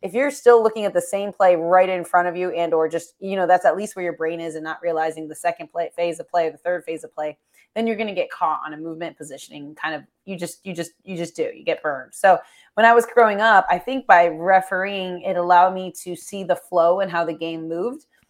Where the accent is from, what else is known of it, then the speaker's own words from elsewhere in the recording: Florida, United States; I'm from Florida